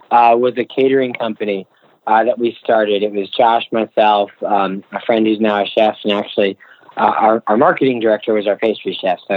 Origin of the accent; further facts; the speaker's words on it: Virginia, United States; now in New York, United States; Yeah, so we we uh, we came from Virginia to New York uh, originally.